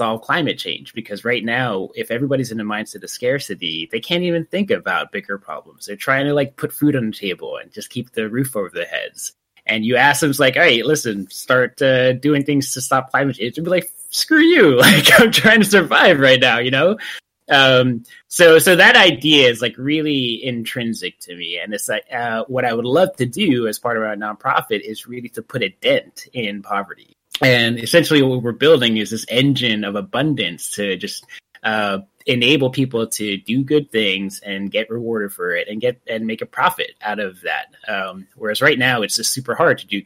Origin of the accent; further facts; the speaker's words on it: New York, United States; I'm a first generation, born in New York.